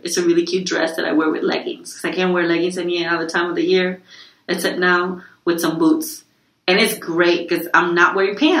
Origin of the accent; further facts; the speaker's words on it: Puerto Rico; now in Florida, United States; me and my family, we come from Puerto Rico, where it's pretty much always 90 degrees